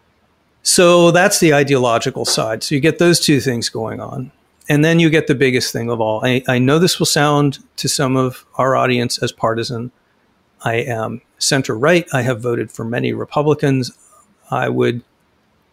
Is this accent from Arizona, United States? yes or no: yes; Phoenix, Arizona, United States; In Phoenix, right now, my hometown